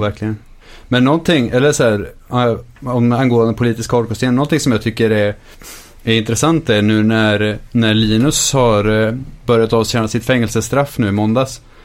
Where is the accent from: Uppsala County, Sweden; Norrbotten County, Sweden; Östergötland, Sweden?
Östergötland, Sweden; Linköping; när vi växte upp i Linköping fanns det mycket nazister